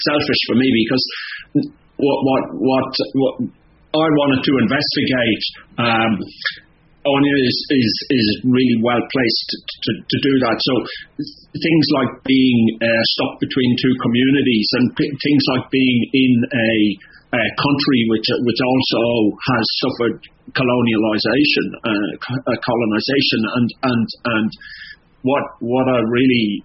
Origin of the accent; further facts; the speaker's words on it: Ireland; moved away as an adult; now in Australia; the culture that we are um, as Irish people um, we we are a part of.